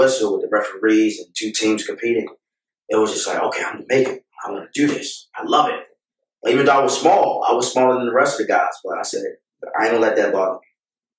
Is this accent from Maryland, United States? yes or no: yes; Baltimore, Maryland, United States; I'm from Baltimore, born and raised. I'm from Calhoun Projects. That's a rough neighborhood in Baltimore.